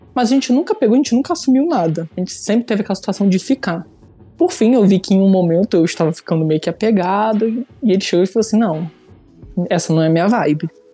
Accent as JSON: {"language": "Portuguese", "town": "Petrópolis", "region": "Rio de Janeiro", "country": "Brazil", "moved": "yes", "lives_now": "Niterói, Brazil", "said": "hoje em dia eu moro em Niterói, né? Mas eu sou de Petrópolis"}